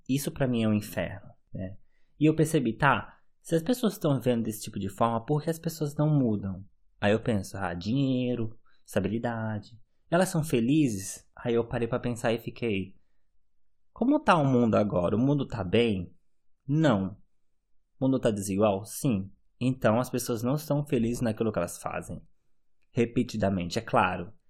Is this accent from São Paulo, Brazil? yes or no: no; Manaus, Amazonas, Brazil; moved away as an adult; now in Germany; quando eu saí de Manaus e morar na Alemanha